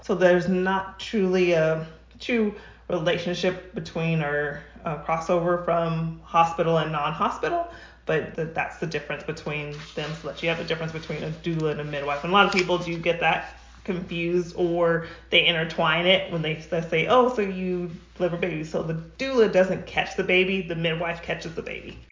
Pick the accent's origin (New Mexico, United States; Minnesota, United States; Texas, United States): New Mexico, United States; now in Rancho Cucamonga, United States; I'm originally from New Mexico. I'm not a California native